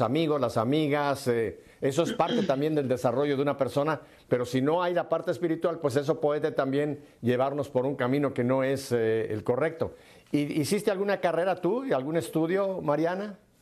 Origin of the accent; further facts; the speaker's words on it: Mexico; moved away; mi tierra, a México